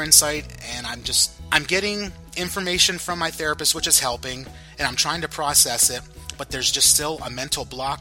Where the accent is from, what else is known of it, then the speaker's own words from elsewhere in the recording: Pennsylvania, United States; I'm from Pennsylvania, so we say guys all the time